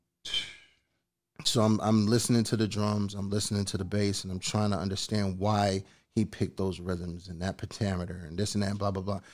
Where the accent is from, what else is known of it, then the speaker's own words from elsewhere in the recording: East Coast, United States; I'm from the East Coast